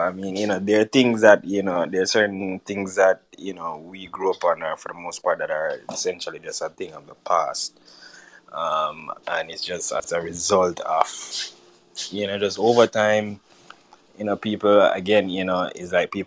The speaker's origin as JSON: {"language": "English", "country": "Jamaica", "moved": "yes", "said": "That is how me interpret being Jamaican. You have to live the culture"}